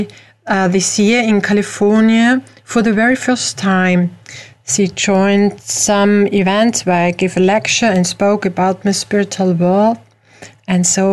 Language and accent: English; Austria; I am not from the USA, I am from Europe, from Austria